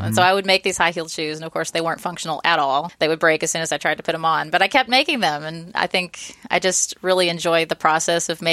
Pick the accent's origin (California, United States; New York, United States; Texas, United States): Texas, United States; Austin; also born or lived in Georgetown, Texas; I grew up here in Austin